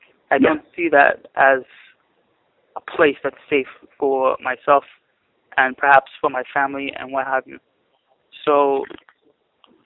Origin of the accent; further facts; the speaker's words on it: United States; moved away; also born or lived in Kenya; I'm American, you know, I'm a Muslim